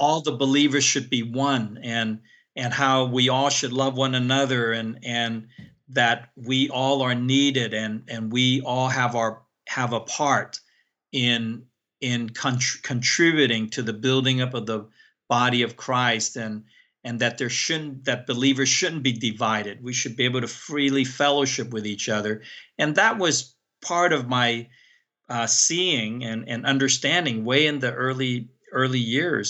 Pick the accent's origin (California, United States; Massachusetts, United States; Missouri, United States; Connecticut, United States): California, United States; San Francisco; also born or lived in Hong Kong; I grew up in San Francisco